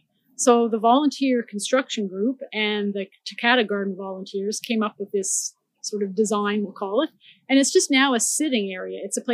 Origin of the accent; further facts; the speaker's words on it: Nova Scotia, Canada; now in Victoria, Canada; I grew up in the Maritimes. I grew up in Nova Scotia